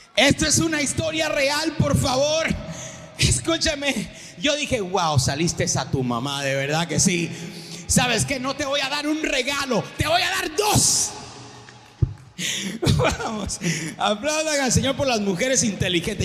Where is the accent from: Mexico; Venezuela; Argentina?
Venezuela; yo nací en Venezuela